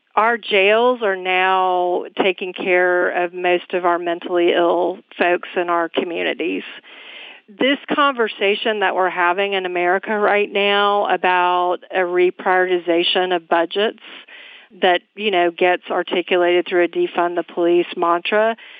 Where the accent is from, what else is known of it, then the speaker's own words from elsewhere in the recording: Atlanta, Georgia, United States; moved away as an adult; now in Los Angeles, United States; I'm originally from Atlanta